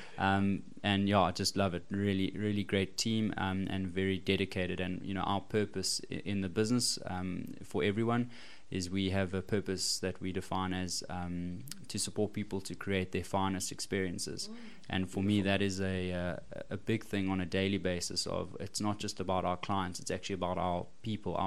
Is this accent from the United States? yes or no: no; Cape Town, Western Cape, South Africa; also born or lived in Port Elizabeth; I was born in Port Elizabeth, but I've spent most of my education in Cape Town